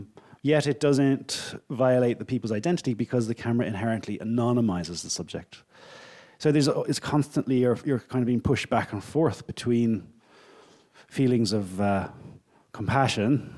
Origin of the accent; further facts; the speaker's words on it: Ireland; I'm Irish.